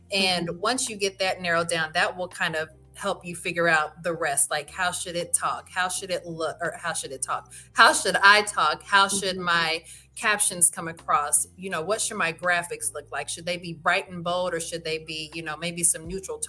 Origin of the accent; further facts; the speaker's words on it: Midwest, United States; now in Texas, United States; I came from the Midwest and I know it's cold there right now.